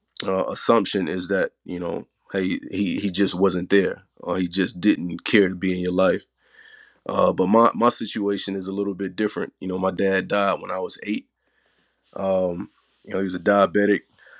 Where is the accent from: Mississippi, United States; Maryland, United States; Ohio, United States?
Mississippi, United States; Tupelo; Born and raised in Tupelo, Mississippi.